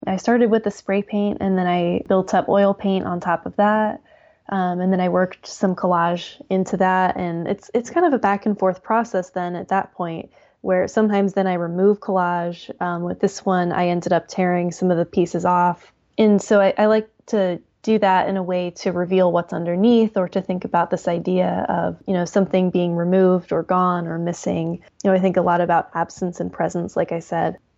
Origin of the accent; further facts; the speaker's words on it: Hartville, Ohio, United States; I grew up in Northeast Ohio, a little town called Hartville